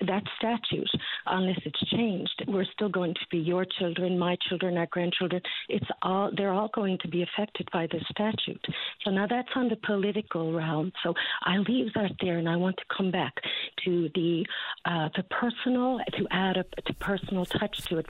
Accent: St. John's, Newfoundland and Labrador, Canada; moved away as an adult; now in Ontario, Canada; I was born and raised on the Battery

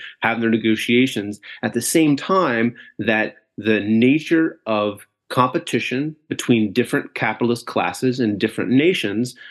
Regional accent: North Carolina, United States; now in Chicago, United States; currently located in so-called Chicago from North Carolina originally

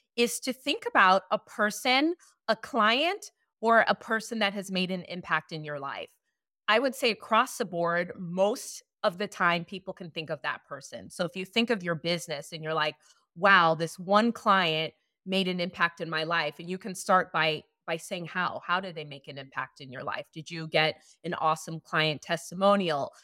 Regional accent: Chicago, Illinois, United States; moved away as an adult; also born or lived in Hollywood; When I first moved to Hollywood, I'm from Chicago

